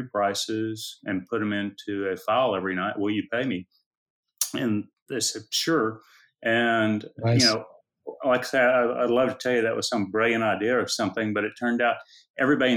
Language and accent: English; Austin, Texas, United States; also born or lived in Houston, Texas; I've been in Austin since I was 5 years old, and never really considered anything other than going to UT.